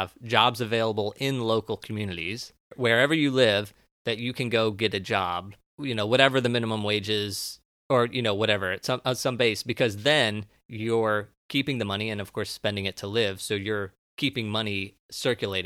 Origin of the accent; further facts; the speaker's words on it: United States; I'm American